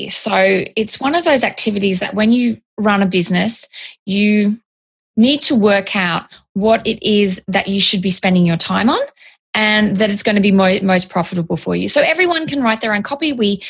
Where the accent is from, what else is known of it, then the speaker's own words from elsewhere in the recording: Australia; now in California, United States; I am an Australian copywriter. I'm living in California. So I'm slowly becoming a little Americanized, changing the way I'm talking, slowly but surely.